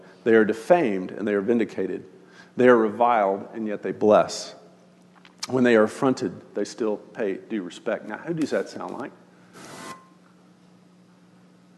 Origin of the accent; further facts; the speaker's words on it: Austin, Texas, United States; now in Northwest Arkansas, United States; I grew up in Austin during the boom years of Austin